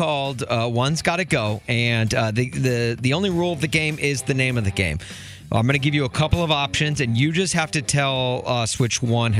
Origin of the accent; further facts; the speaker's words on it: Nashville, Tennessee, United States; now in Chicago, United States; I grew up in Nashville, but I live in Chicago now.